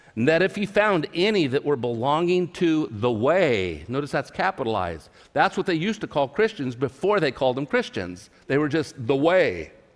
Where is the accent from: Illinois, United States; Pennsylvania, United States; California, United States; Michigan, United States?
California, United States; Tulare; my hometown of Tulare, California